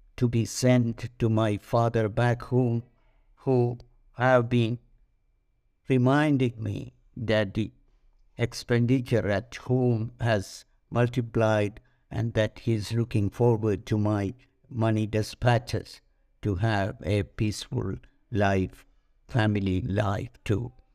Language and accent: English; India; moved away as an adult; also born or lived in Paris, France; being an Indian national